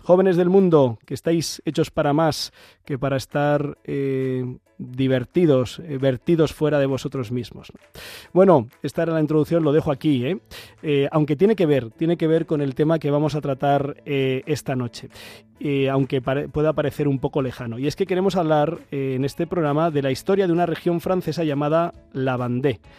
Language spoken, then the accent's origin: Spanish; Ciempozuelos, Community of Madrid, Spain; la Virgen del Consuelo de Cienpozuelos, que es la patrona de mi parroquia, de mi pueblo de Pozolos